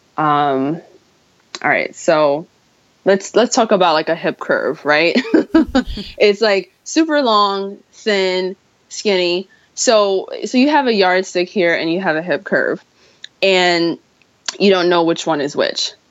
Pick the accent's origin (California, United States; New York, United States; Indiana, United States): New York, United States; me being a New Yorker